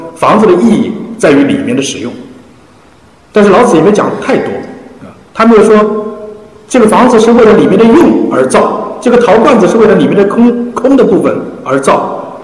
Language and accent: Chinese; China; 我们中国人